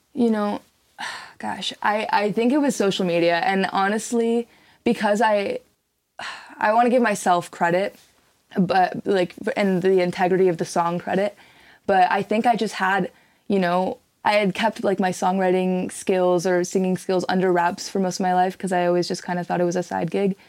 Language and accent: English; Seattle, Washington, United States; moved away as an adult; now in San Diego, United States; I'm born and raised in Seattle, Washington, and I moved out here to attend the highly esteemed San Diego State University